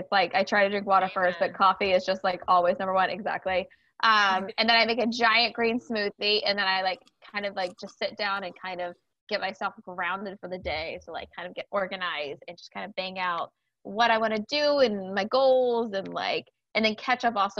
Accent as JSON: {"language": "English", "region": "South Carolina", "country": "United States", "tie": "born or raised there", "said": "Being raised in the South, I'm from South Carolina"}